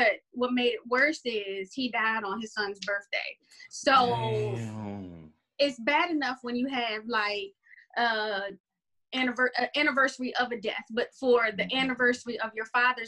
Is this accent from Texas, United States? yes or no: no; Prince George's County, Maryland, United States; I'm from Maryland. So Maryland. I am from Prince George's County, Maryland.